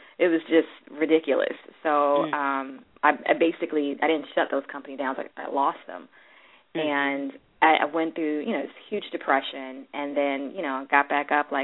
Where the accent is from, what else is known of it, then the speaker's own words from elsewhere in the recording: Washington, District of Columbia, United States; I grew up in Washington, D.C.